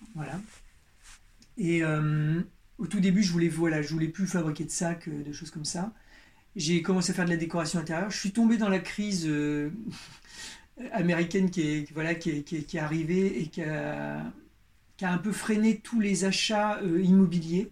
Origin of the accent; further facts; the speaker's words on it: Berry, Centre-Val de Loire, France; moi, je suis de la campagne, moi, je viens du Berry, du centre de la France